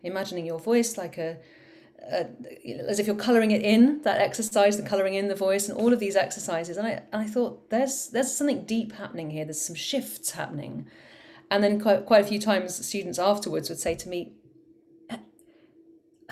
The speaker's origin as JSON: {"language": "English", "area": "Cornwall", "region": "South West England", "country": "United Kingdom", "said": "I'm from Cornwall, and down in Cornwall we say proper job to everything"}